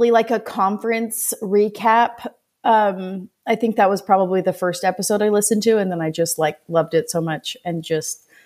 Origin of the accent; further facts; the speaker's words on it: Orange County, California, United States; moved away as an adult; also born or lived in Logan, Utah; now in St. George, United States; currently live in southern Utah, in St. George. Um, I'm originally from Orange County, California. Um, my family still lives there